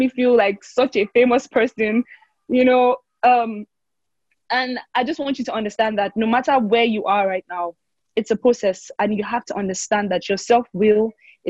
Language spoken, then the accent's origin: English; Cross River, Nigeria; now in Lagos, Nigeria; I am from Cross River State, Nigeria